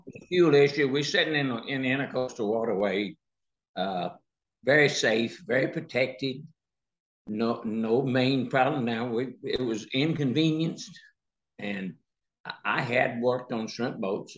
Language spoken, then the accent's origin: English; the South, United States; my whole life I grew up in the South